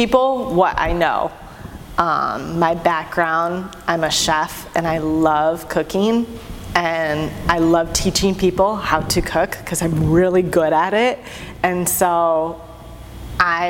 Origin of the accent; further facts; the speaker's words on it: Michigan, United States; I grew up in Michigan